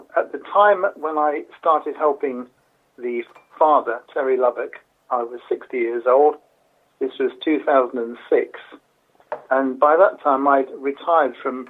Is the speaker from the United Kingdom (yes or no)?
yes; Harlow, East of England, United Kingdom; lived in my hometown of Harlow in England.